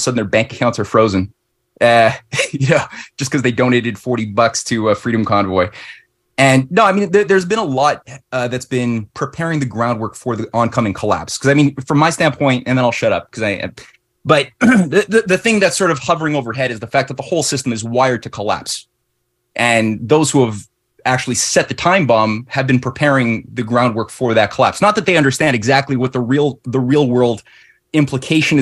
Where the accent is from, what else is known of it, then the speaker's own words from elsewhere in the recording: Canada; in Canada, ever since we were founded, so-called as a British monarchy of the North, we always had like too big to fail banks